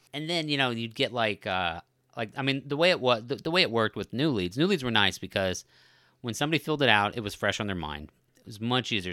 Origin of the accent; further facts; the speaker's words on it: Colorado, United States; when I was growing up in Colorado